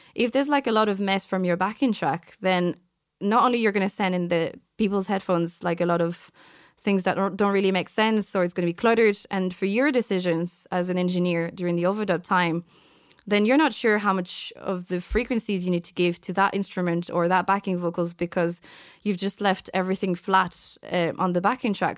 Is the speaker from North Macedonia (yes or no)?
no; France; also born or lived in Vietnam; now in Ireland; so I've been raised as a French person my entire life. So I'm actually French